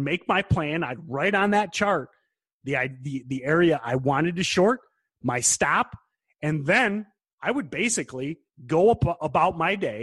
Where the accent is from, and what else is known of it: United States